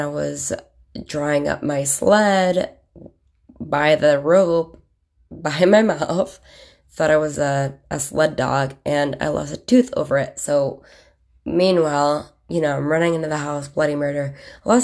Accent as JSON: {"language": "English", "town": "Williamson", "region": "New York", "country": "United States", "tie": "born or raised there", "also_born_or_lived": "Beaufort, South Carolina / Chittenango, New York / Rochester, New York", "said": "I grew up in Williamson, New York from 86 to 92. I moved away to Beaufort, South Carolina"}